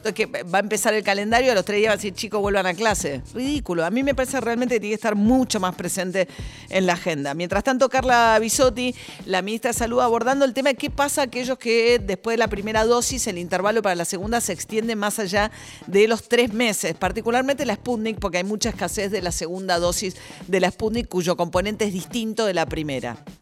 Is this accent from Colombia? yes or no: no; Argentina; alguno de nuestros padres fundadores de que Argentina iba a ser distinta